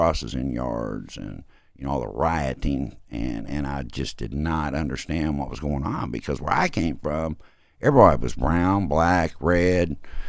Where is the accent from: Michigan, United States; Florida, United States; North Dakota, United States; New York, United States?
North Dakota, United States; born there; I was born in North Dakota, and that's what seemed crazier.